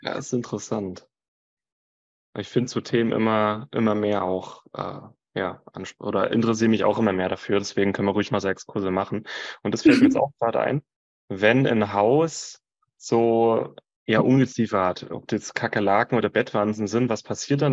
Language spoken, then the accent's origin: German; Franconia, Bavaria, Germany; ich bin in Franken geboren, aber genetisch gesehen bin ich ein Ossi